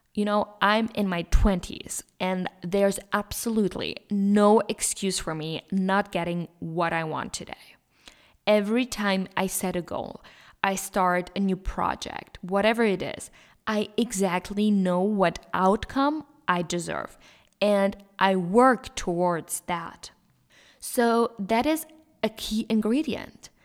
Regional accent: Germany; moved away as an adult; now in Switzerland; I'm from Germany. However, I do live in Switzerland and graduated university here.

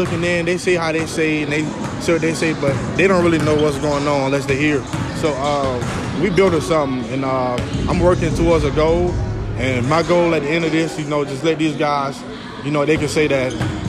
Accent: Camden, South Carolina, United States; I'm from Camden, South Carolina.

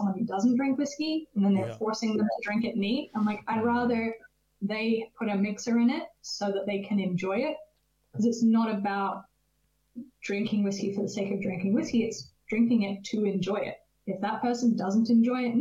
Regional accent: California, United States; moved away; I'm originally from California

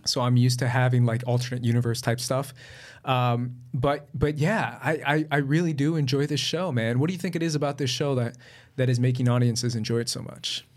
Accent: Colombia; I'm from Colombia, so I've dealt with La Guerrilla.

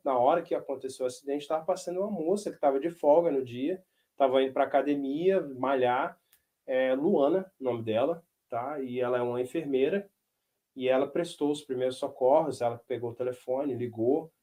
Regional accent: Brazil; moved away as an adult; now in United States; a função do brasileiro aqui é meio que arrumar a casa

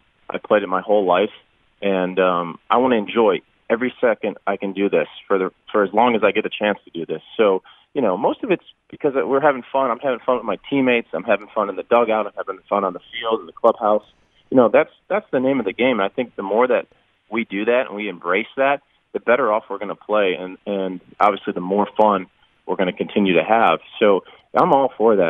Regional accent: Cleveland, Ohio, United States; moved away; my hometown for my first All-Star game back in Cleveland, Ohio

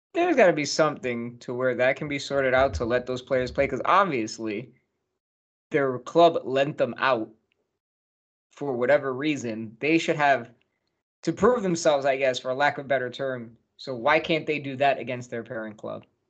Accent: United States; My my home state's got a home team

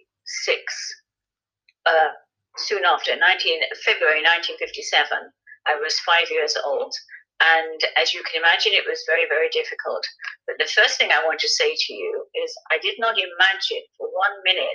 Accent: Birmingham, West Midlands, United Kingdom; English is a second language; also born or lived in Egypt; We were taken in by the authorities, by the Jewish authorities in Birmingham eventually. And there we went into like the Park Road community where we grew up, and we had a very lovely childhood.

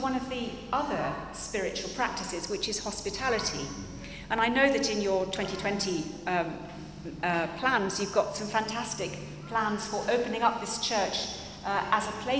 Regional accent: England, United Kingdom; we're English

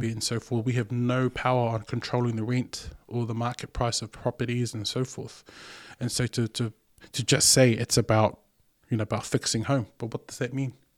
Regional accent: New Zealand; first language Samoan; English is a second language; I'm this kid who's born and raised in New Zealand

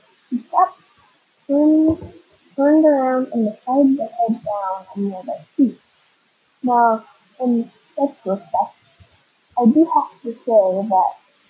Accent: La Crosse, Wisconsin, United States; a freshman in high school, my hometown of La Croix, Wisconsin, I was sleeping over at my friend Tom's house.

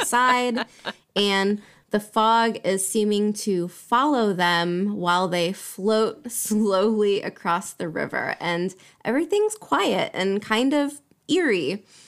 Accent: United States; now in Europe; Being an American living in Europe

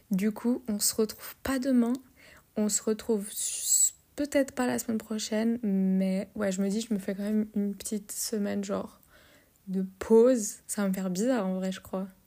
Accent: Portugal; moi, je suis portugaise, avec tous les clichés qui vont avec.

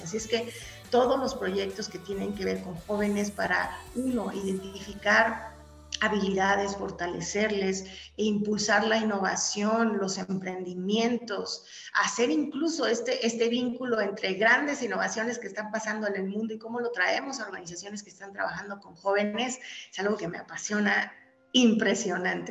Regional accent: Mexico; los mexicanos somos únicos

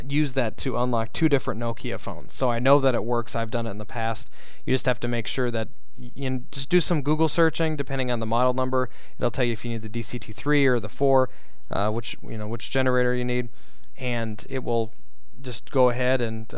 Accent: Minnesota, United States; moved away; my home state of Minnesota.

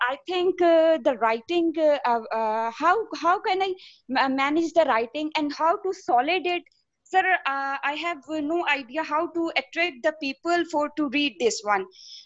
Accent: Lahore, Punjab, Pakistan; English is a second language; Yes, sir. I'm from Pakistan, Lahore.

